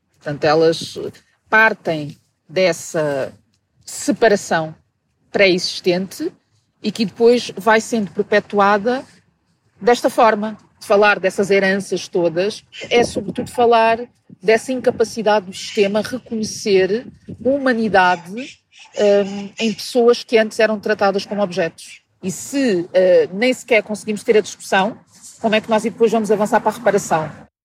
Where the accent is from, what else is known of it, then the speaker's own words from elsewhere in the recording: Portugal; also born or lived in Mozambique; Eu nasci em Moçambique eh, há 43 anos e vivo em Portugal desde os meus três